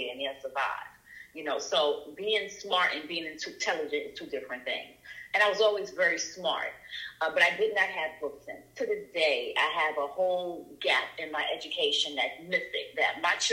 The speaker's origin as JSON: {"language": "English", "town": "New York City", "region": "New York", "country": "United States", "tie": "born or raised there", "moved": "yes", "lives_now": "Atlanta, United States", "said": "I grew up in the South Bronx"}